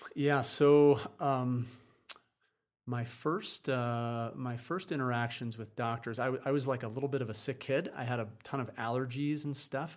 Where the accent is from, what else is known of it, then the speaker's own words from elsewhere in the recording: New Jersey, United States; moved away as an adult; also born or lived in Vermont; I grew up on the East Coast in, uh, in New Jersey